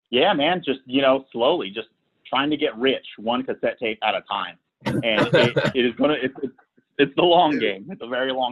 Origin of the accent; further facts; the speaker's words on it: Sacramento, California, United States; No, so I'm from Sacramento.